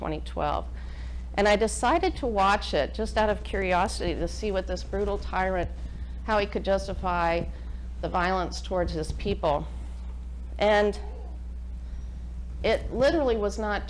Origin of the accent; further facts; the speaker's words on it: United States; I am an American. I consider myself a patriotic American